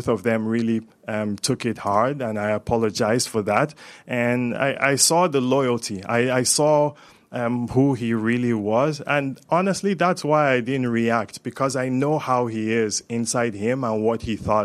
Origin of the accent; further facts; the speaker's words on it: Zaria, Kaduna State, Nigeria; now in Canada; I'm from Zaria in northern Nigeria, and I find myself here